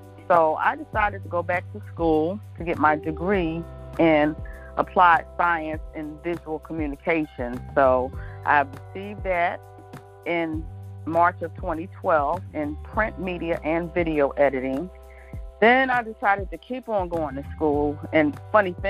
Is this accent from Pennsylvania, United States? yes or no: yes; Philadelphia, Pennsylvania, United States; moved away as an adult; now in Hampton Roads, United States; born and raised in Philadelphia, also known as the City of Brotherly Love